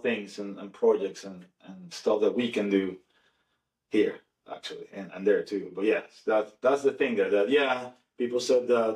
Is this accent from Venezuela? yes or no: yes; Venezuela; moved away as an adult; now in Florida, United States; I was raised and born in Venezuela